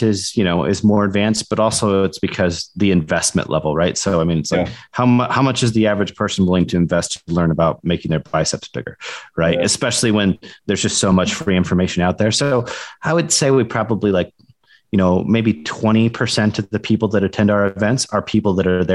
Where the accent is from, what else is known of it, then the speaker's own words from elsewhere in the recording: Iowa, United States; also born or lived in Tampa, Florida; now in Colorado, United States; I'm originally from Iowa.